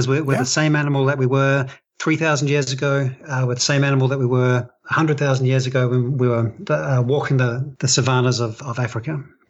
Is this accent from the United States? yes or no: no; New Zealand; accent: New Zealand; those songs are passed on culturally, exactly like an accent or something like that, like my New Zealand accent.